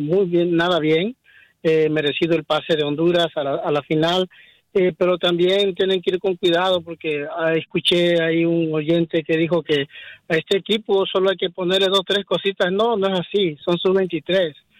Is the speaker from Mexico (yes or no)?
yes; Mexico; now in Los Angeles, United States; yo, yo soy mexicano